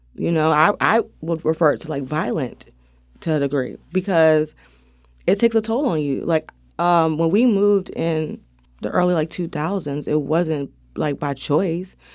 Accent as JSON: {"language": "English", "town": "Wilmington", "region": "North Carolina", "country": "United States", "tie": "born or raised there", "said": "I grew up on Sixth and Harnett."}